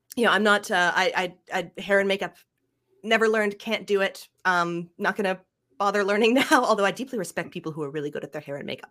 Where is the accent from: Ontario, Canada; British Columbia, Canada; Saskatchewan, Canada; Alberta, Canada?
Ontario, Canada; Ottawa; also born or lived in Montreal; I grew up in Ottawa, is the town I grew